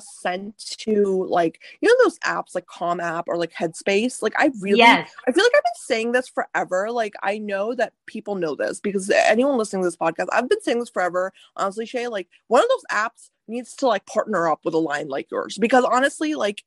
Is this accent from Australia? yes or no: no; rural North India, India; moved away; I was born in India. I was raised in rural India. My grandmothers and my family are from rural North India